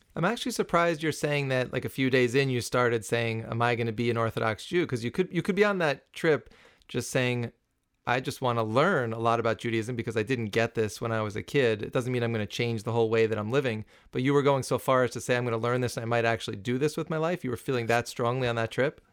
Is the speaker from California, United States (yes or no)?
no; New City, New York, United States; I grew up in New City, which was, like, steps away from Muncie